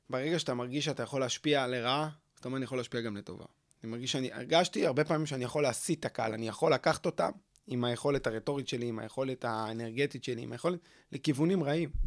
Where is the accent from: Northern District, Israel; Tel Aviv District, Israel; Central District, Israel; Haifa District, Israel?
Tel Aviv District, Israel; Tel Aviv; צפון תל אביב, כן.